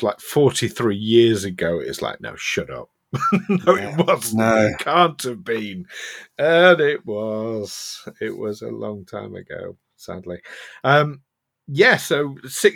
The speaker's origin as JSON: {"language": "English", "region": "Yorkshire and the Humber", "country": "United Kingdom", "said": "I'm from South Yorkshire here in England."}